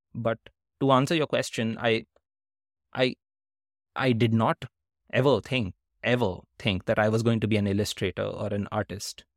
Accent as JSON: {"language": "English", "country": "India", "tie": "born or raised there", "also_born_or_lived": "Netherlands / United States", "moved": "as an adult", "said": "growing up in India"}